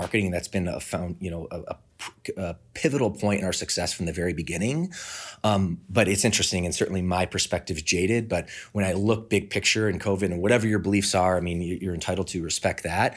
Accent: Midwest, United States; moved away as an adult; now in Southern California, United States; I'm from the Midwest, uh, moved out to Southern California in two thousand four

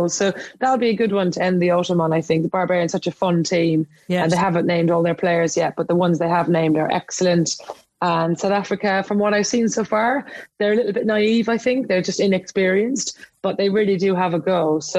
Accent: Ireland; Ireland over the last couple of weeks, which is my my home country.

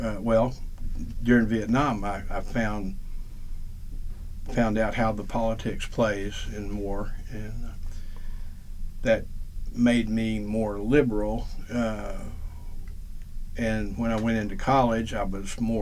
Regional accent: Little Rock, Arkansas, United States; I was born in Little Rock, Arkansas, July 12th, 1950

